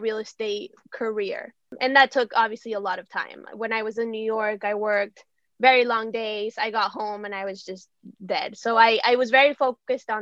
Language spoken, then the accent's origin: English; Venezuela; moved away as an adult; also born or lived in Massachusetts, United States; now in South Florida, United States; So I'm from Venezuela. I moved here to the U.S. to go to college at Babson.